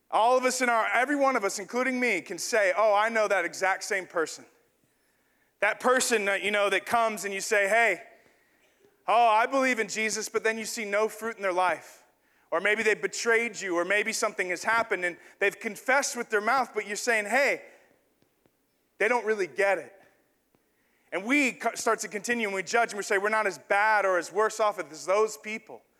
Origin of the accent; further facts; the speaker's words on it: the South, United States; born there; I was born in the South. And, you know, just kind of the South is kind of a Christian place.